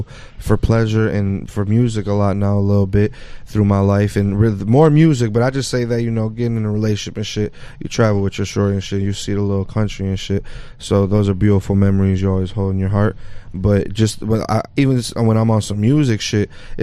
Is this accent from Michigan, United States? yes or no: yes; Detroit, Michigan, United States; also born or lived in Mexico City; I'm really from Detroit